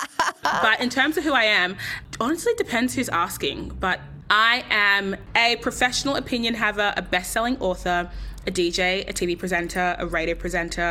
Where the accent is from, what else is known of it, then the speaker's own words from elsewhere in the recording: Sydney, New South Wales, Australia; fully born and raised in Sydney.